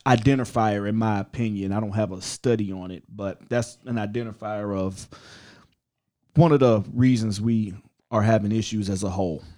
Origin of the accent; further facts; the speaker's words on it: Ohio, United States; moved away; I'm from Ohio originally